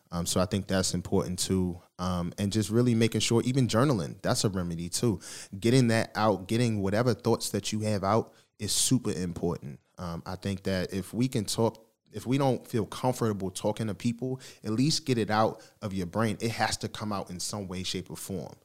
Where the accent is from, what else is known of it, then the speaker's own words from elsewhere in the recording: Baltimore, Maryland, United States; moved away as an adult; also born or lived in Philadelphia, Pennsylvania; now in Texas, United States; I was born in Philly, but I was raised in Baltimore, so shout out to Baltimore that, that raised me.